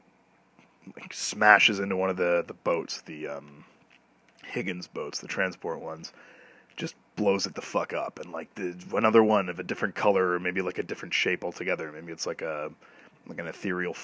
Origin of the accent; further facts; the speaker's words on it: Canada; as a Canadian